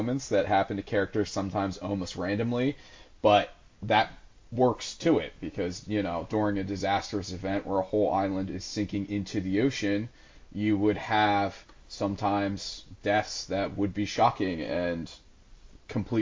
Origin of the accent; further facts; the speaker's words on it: United States; as an American